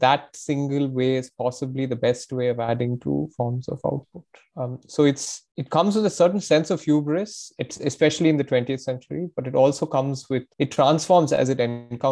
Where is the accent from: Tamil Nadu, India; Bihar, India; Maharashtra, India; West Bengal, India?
Tamil Nadu, India; I'm from Tamil Nadu